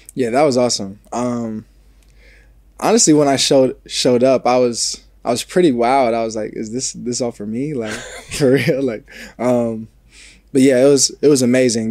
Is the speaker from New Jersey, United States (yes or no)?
yes; New Jersey, United States; moved away as an adult; also born or lived in Ohio; now in Los Angeles, United States; I'm a kid from New Jersey.